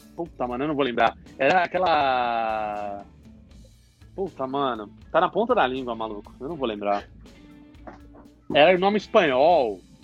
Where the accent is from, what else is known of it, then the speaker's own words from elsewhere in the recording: São Paulo, Brazil; Todos, todos aqui somos de São Paulo